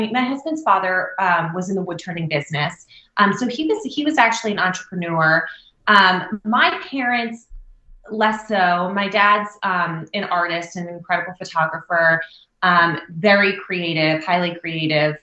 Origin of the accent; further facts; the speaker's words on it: New Jersey, United States; also born or lived in Southern California; I grew up obviously in New Jersey